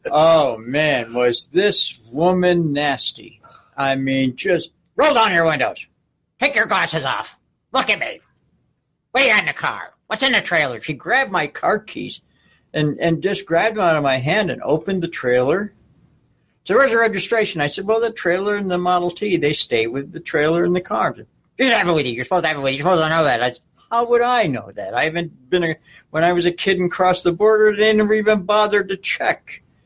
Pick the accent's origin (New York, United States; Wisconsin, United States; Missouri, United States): New York, United States; Buffalo; growing up in the Buffalo area